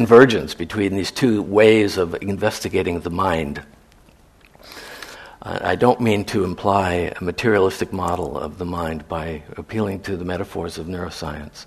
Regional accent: San Francisco, California, United States; growing up in San Francisco in the 60s

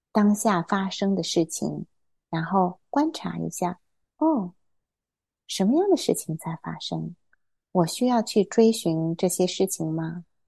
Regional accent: Hefei, Anhui, China; moved away; also born or lived in Taiyuan, Shanxi / Shenyang, Liaoning; 我小时候是出生在山西太原，然后我在辽宁沈阳住过三年，但是我什么都不记得了 ，然后后来又跟我爸爸妈妈去，啊，啊，安徽合肥住过十多年，是在一个小岛上，小岛周围有一个湖水

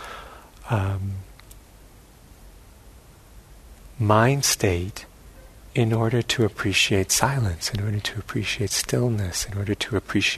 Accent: New York City, New York, United States; where I grew up in New York City

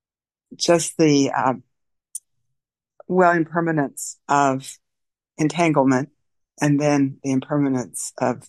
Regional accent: Nebraska, United States; reminded me of growing up in Nebraska

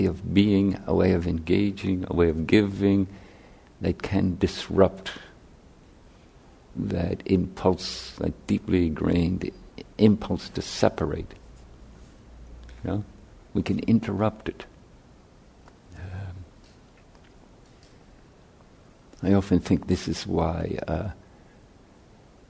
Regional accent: Ireland; moved away; I grew up in Catholic Ireland

